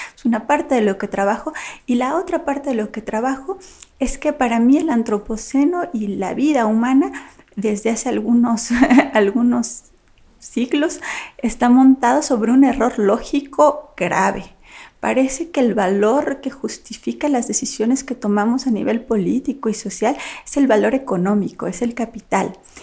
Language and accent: Spanish; Mexico; soy mexicana